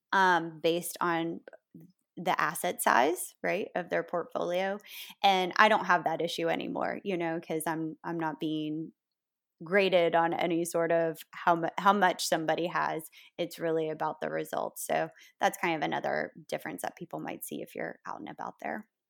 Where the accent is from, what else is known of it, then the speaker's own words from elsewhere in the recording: Florida, United States; now in New Orleans, United States; I grew up in a small town in Florida